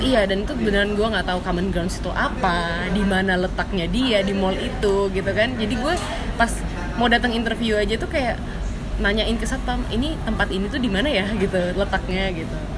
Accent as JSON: {"language": "Indonesian", "town": "Surabaya", "region": "East Java", "country": "Indonesia", "said": "iseng-iseng waktu masih di Surabaya kan gue orang Surabaya gue coba cari di job fair"}